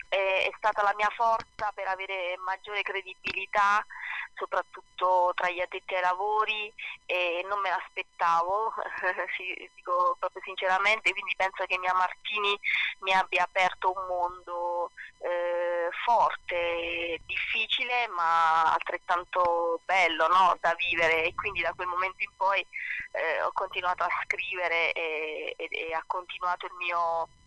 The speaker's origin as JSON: {"language": "Italian", "region": "Basilicata", "country": "Italy", "tie": "born or raised there", "also_born_or_lived": "Zurich / Rome", "said": "sono un po' figlia del mondo, nata a Zurigo, okay. cresciuta poi in Basilicata, eh, eh, ma non solo, anche a Roma, mia mamma toscana, eh, insomma sono un po' girovaga"}